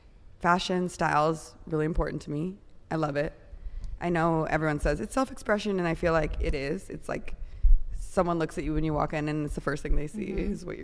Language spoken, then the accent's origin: English; Elk Grove Village, Illinois, United States; moved away as an adult; also born or lived in Chicago; now in Los Angeles, United States; So I grew up like right outside of the city, right by the airport in Elk Grove.